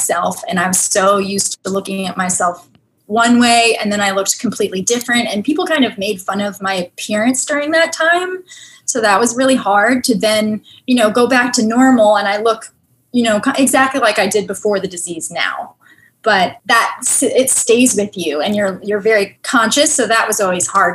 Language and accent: English; Virginia, United States; moved away; I'm from a very rural, small town, grew up, you know, running around outside in fields